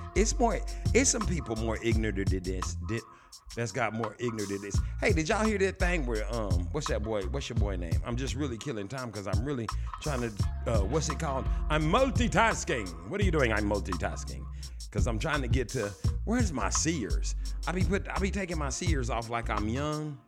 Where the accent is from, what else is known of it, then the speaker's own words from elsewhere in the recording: Shreveport, Louisiana, United States; I was born in Shreveport, Louisiana.